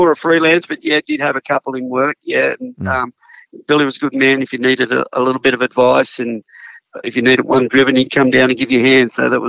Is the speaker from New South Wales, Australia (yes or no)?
no; Queensland, Australia; also born or lived in Sydney; I was born in Crown Street Women's Hospital in Sydney, but when I was a little toddler, Dad moved to Queensland for a job opportunity, and we spent about 6 or 7 years up there.